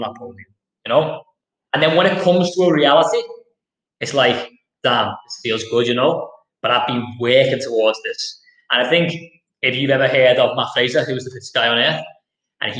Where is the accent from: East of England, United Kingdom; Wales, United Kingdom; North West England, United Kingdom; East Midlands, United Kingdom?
North West England, United Kingdom; Liverpool; I'm from Liverpool. I'm from Anfield, Liverpool, which is a deprived area.